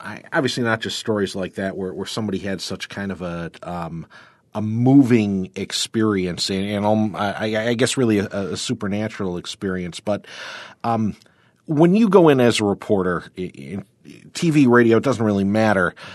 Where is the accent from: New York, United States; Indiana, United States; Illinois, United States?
New York, United States; Warsaw; I grew up in Warsaw, we were actually a little more Rochester-centric